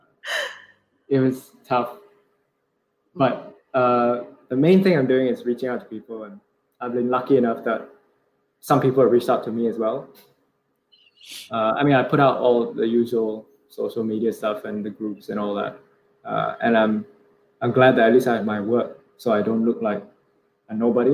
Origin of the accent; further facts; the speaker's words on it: Singapore; moved away as an adult; also born or lived in London; the way I was brought up in Singapore